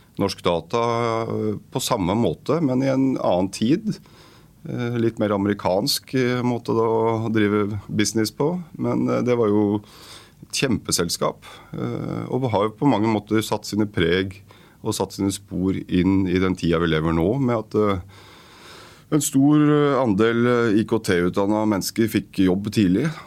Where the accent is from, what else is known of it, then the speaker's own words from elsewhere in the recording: Oslo, Norway; jeg blitt boende i mitt uh, barndomsområde